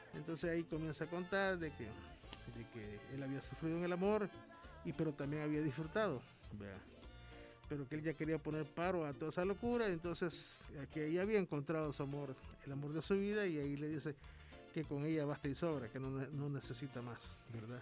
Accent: San Miguel, El Salvador

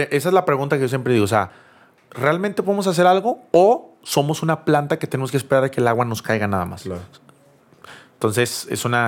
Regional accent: Monterrey, Nuevo León, Mexico; also born or lived in Cancún; yo soy de Monterrey

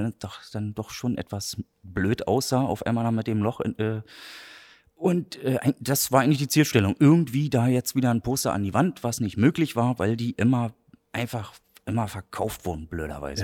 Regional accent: Berlin, Germany; accent: Berlin; moved away as an adult; now in Greifswald, Germany; geboren in Berlin, 2007 zum Studium nach Greifswald gekommen

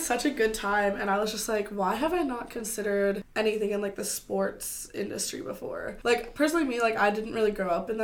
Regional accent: Bloomington, Indiana, United States; moved away as an adult; also born or lived in California; now in Indianapolis, United States; I am from Bloomington, Indiana, originally. I was born in California, but I've basically lived in Bloomington most of my life.

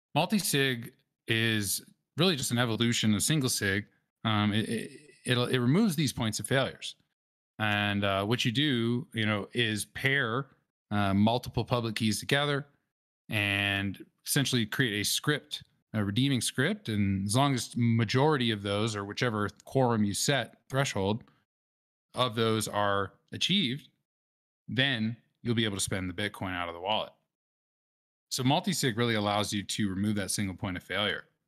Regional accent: New Orleans, Louisiana, United States; I grew up in New Orleans

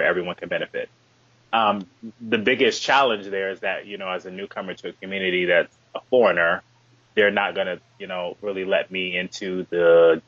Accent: Chicago, Illinois, United States; also born or lived in New Orleans; I'm from the south suburbs of Chicago.

